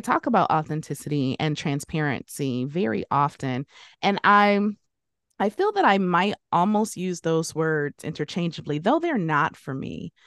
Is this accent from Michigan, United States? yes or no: yes; Detroit, Michigan, United States; I grew up in Detroit